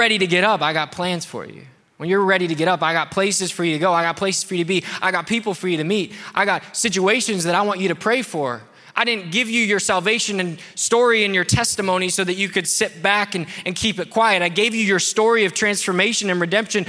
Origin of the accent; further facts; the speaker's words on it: United States; I'm American?